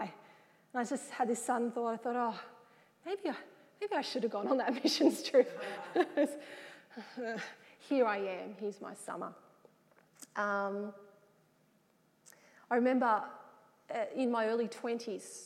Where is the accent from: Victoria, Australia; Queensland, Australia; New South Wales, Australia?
New South Wales, Australia; Wagga Wagga; also born or lived in Sydney; I was from the Wagga area